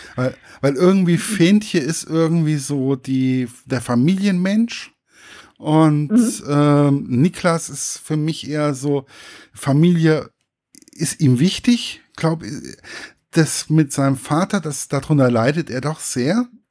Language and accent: German; village near Giessen, Hesse, Germany; now in Giessen, Germany; Also ich lebe ja in Gießen, aber prinzipiell mhm. ähm, ist mein Heimatdorf ist nicht weit weg